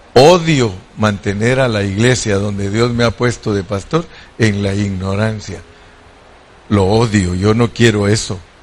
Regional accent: Mexico; como buen mexicano

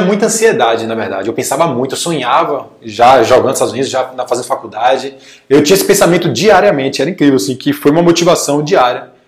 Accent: Salvador, Bahia, Brazil; sou de Salvador, Bahia

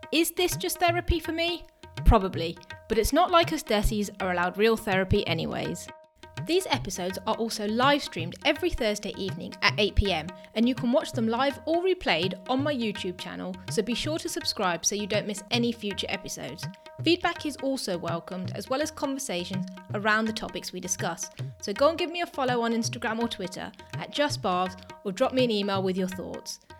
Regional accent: India; as an Indian, if I said to my mom, okay, let, let alone like looks and stuff, but if I said to my mom, hey, I'm going to go be a model

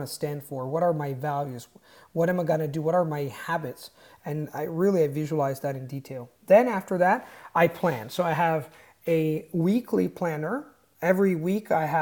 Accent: Italy; English is a second language; I was born in Italy, my tribe is Italian.

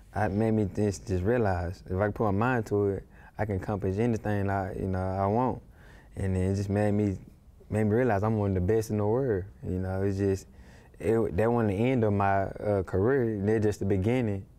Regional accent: Dallas, Texas, United States; I was brought up in a rough area, you know, in Dallas

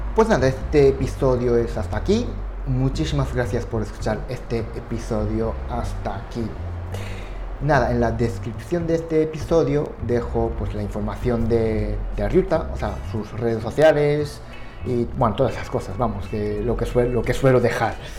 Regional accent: Japan; Spanish is a second language; now in Spain; yo soy japonés

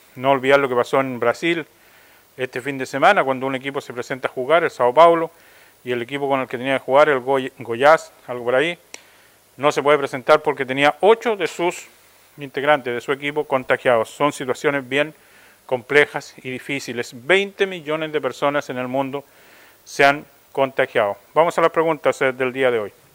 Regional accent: Chile

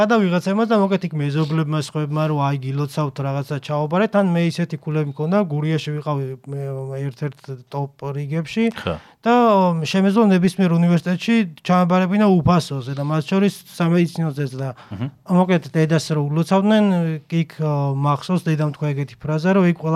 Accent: Guria, Georgia; მე დავიბადე, გავიზარდე და სკოლაში ვისწავლე გურიაში. სოფელში

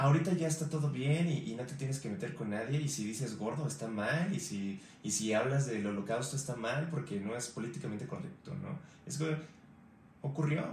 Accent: Mexico; yo siendo mexicano

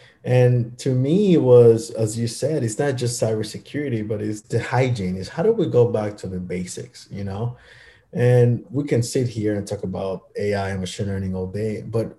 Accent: Miami, Florida, United States; now we do have employees all over the United States, but kind of the headquarters started here in my hometown.

